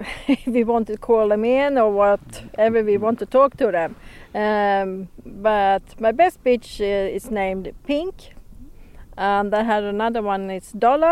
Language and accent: English; Sweden; I'm from Sweden